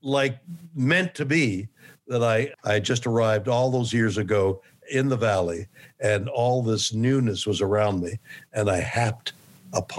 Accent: Montreal, Quebec, Canada; moved away as an adult; also born or lived in Toronto, Canada / New York City, United States; now in Los Angeles, United States; I'm from Montreal, Canada

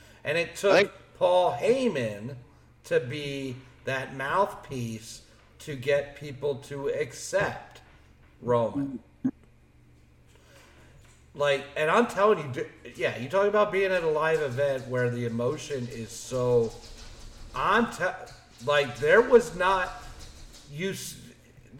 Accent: Philadelphia, Pennsylvania, United States; moved away; we're from Philly area

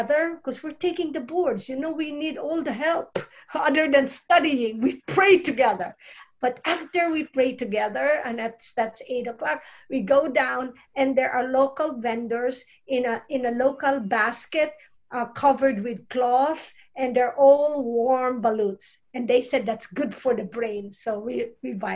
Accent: Philippines; moved away as an adult; I'm from Philippines

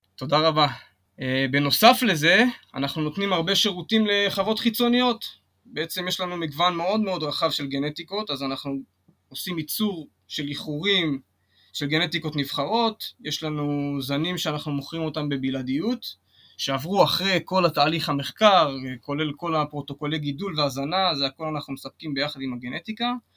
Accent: Kiryat Gat, Southern District, Israel; אני גדלתי בקריית גת

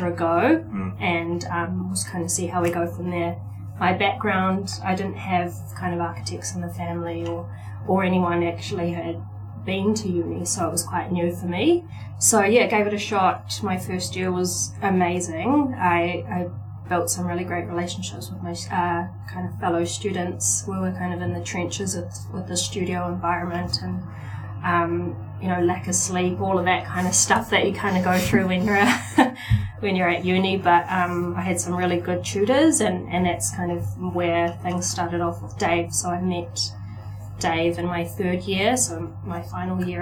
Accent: Auckland, New Zealand; also born or lived in Cook Islands; I'm from the Cook Islands and from US, born and raised here in Auckland.

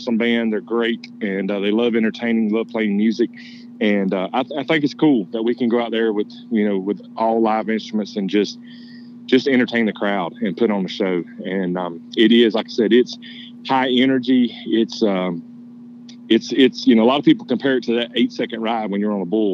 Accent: Georgia, United States; now in Nashville, United States; I was actually born in Nashville, Tennessee, and then moved when I was younger to Georgia. That's where I grew up

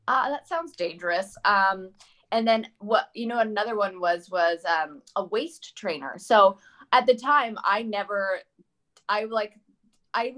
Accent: Leduc, Alberta, Canada; also born or lived in British Columbia / Newfoundland / Germany / Vancouver; now in United States; as a young kid growing up in Leduc

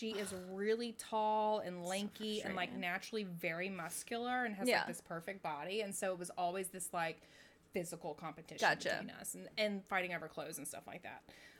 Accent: Brentwood, Tennessee, United States; also born or lived in Nashville, Tennessee / Winnetka, Illinois / Tuscaloosa, Alabama; I was like Southern born, lived in Chicago for a while, just as a little girl, and then back to Nashville. And then, so that's where I grew up in this town outside of Nashville. It's called Brentwood, Tennessee.

